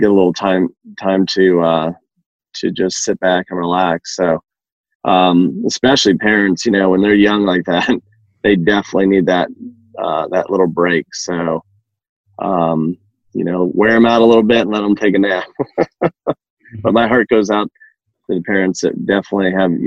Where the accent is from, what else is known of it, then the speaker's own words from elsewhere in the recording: New England, Massachusetts, United States; moved away as an adult; now in Georgia, United States; I grew up in New England, Massachusetts